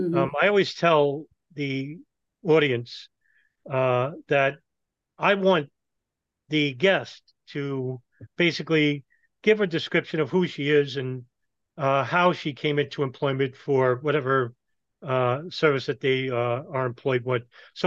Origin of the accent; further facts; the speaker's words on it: New York City, New York, United States; I'm from Brooklyn, New York.